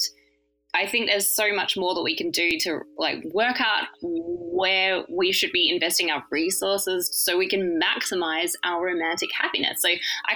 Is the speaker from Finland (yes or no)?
no; Australia; I grew up in Australia.